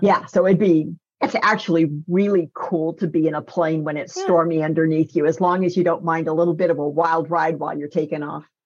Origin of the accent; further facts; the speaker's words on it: Northern California, United States; when I was a kid growing up in Northern California